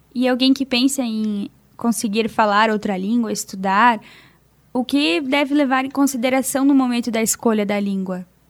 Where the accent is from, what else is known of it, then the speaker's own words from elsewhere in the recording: Western Santa Catarina, Brazil; accent: Oeste Catarinense; onde eu morava, no Oeste Catarinense. E é o meu jeito de falar